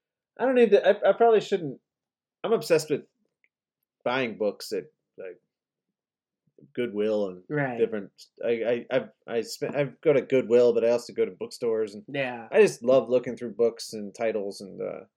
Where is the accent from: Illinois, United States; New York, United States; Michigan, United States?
Illinois, United States; Chicago; moved away as an adult; also born or lived in New Orleans; now in Texas, United States; I'm from Chicago.